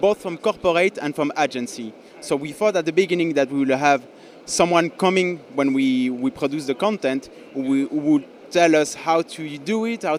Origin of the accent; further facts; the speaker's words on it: France; also born or lived in Belgium; now in Barcelona, Spain; I'm French. I'm coming from Belgium